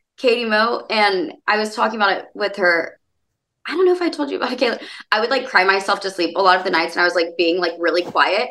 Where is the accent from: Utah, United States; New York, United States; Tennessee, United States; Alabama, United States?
Alabama, United States; Birmingham; moved away; I'm from Birmingham